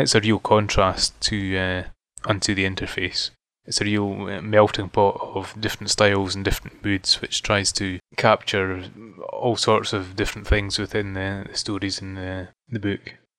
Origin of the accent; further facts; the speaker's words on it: Fife, Scotland, United Kingdom; moved away as an adult; now in Edinburgh, United Kingdom; I'm from Scotland. Um, originally from a small region called Fife, uh, but I moved to Edinburgh, the capital, probably about seven years